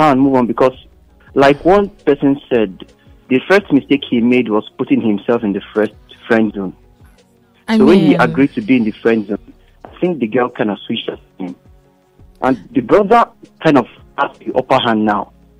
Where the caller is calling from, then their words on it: Ogun State, Nigeria; I'm calling from Ogun State.